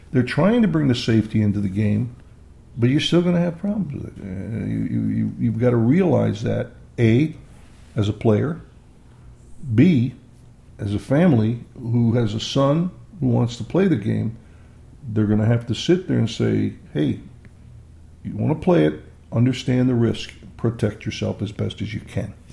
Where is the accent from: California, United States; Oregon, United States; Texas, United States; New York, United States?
New York, United States; East Rochester; I was born in 1941 in Rochester, New York, but lived in a small suburb called East Rochester